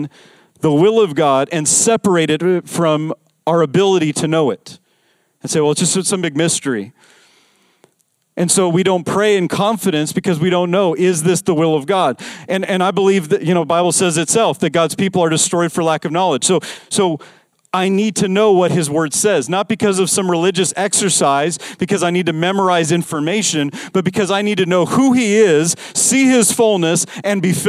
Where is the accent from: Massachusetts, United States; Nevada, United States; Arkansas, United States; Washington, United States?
Nevada, United States; Las Vegas; I grew up in Vegas.